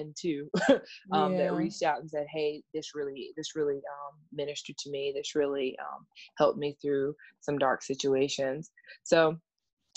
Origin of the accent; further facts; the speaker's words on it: South Carolina, United States; I am from South Carolina.